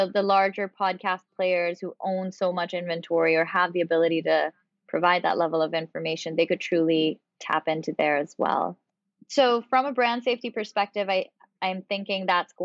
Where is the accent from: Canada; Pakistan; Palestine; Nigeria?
Pakistan; moved away; I'm originally from Pakistan